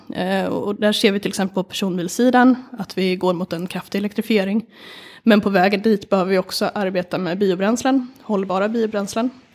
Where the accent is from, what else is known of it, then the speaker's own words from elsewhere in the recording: Sweden; jag är uppvuxen på landet